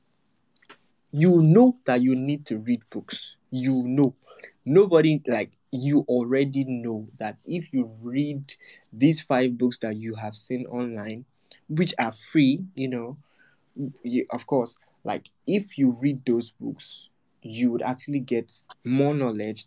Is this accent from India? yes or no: no; Nigeria